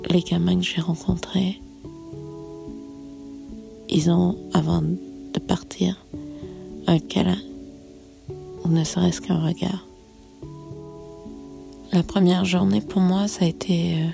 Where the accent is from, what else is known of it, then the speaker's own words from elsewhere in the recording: Canada; moved away; j'étais reléguée en tant que Canadienne